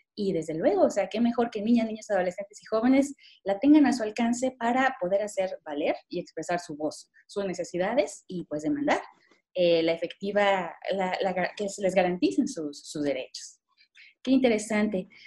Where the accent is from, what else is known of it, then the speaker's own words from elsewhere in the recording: Mexico; nuestro país